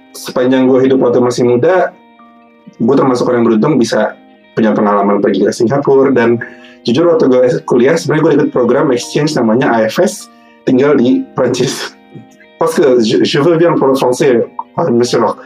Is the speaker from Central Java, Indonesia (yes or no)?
no; Jakarta, Indonesia; moved away; aku asli Jakarta, asli Jakarta Timur, lahir dan besar di sana